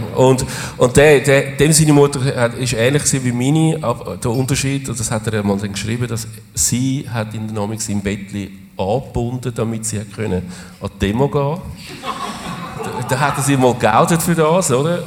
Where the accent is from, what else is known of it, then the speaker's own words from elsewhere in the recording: Zurich, Switzerland; wir sind Zürcher